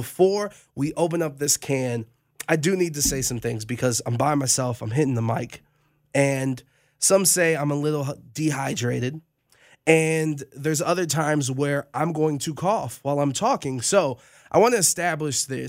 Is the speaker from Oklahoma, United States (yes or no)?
no; Cleveland, Ohio, United States; I was born in Cleveland, Ohio